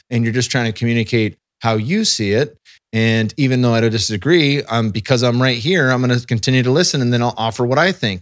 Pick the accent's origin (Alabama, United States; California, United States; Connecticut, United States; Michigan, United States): California, United States; Silicon Valley; moved away as an adult; also born or lived in Arizona; now in Austin, United States; I was born and raised in the Silicon Valley